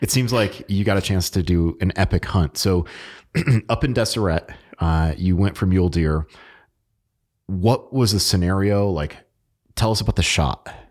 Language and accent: English; Connecticut, United States; moved away; I'm from Connecticut